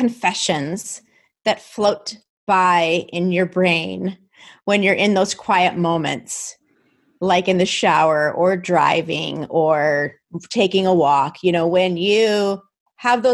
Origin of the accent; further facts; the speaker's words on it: New Jersey, United States; I'm from New Jersey